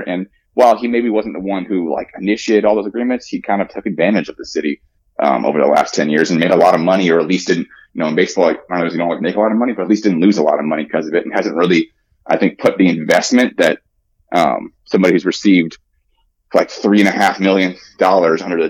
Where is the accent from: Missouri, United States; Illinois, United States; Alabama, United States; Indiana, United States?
Indiana, United States; Indianapolis; I'm from Indianapolis